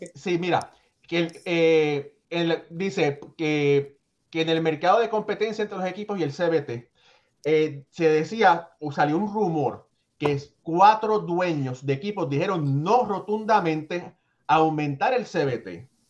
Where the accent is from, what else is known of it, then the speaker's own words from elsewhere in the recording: Puerto Rico; yo soy eh, boricua de padres cubanos